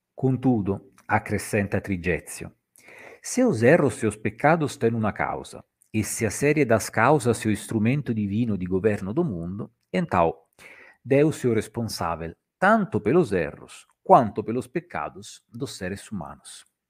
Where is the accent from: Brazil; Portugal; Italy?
Italy; accent: Italian; Portuguese is a second language; o meu sotaque eh, italiano é muito carregado